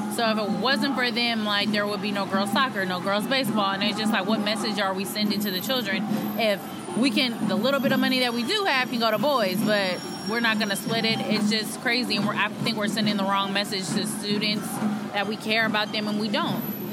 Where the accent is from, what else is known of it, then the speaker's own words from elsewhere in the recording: Oakland, California, United States; I was born and raised in Oakland